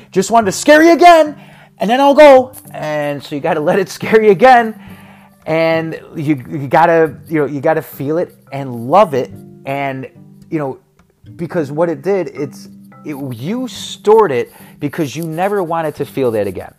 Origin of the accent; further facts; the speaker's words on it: Chicago, Illinois, United States; moved away; also born or lived in Texas / Arizona; I'm from Chicago, I'm Chicago, Chicago, Chicago, Chicago.